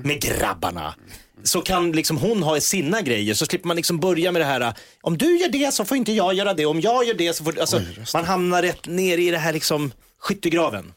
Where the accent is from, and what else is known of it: Järfälla, Stockholm County, Sweden; born or raised there